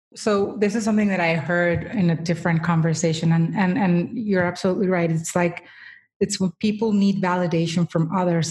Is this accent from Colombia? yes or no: yes; Colombia; moved away; I was born in the third largest city in Colombia